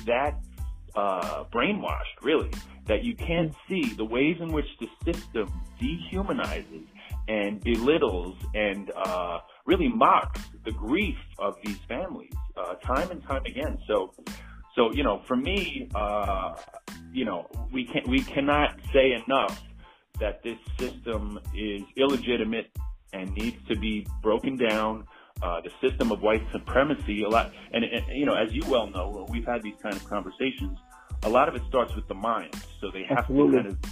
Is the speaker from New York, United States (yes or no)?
yes; New York City, New York, United States; I grew up in Belrose, Queens